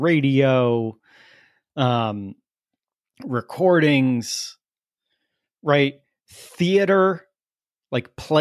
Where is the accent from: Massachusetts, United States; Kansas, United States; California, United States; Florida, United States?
Florida, United States; New Port Richey; I grew up in Newport Richey, Florida